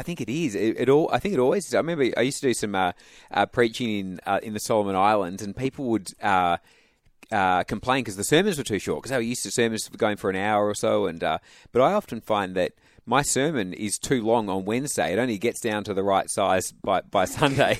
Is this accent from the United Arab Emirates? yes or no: no; Perth, Western Australia, Australia; I'm from Perth, went to state schools, but was from a Christian family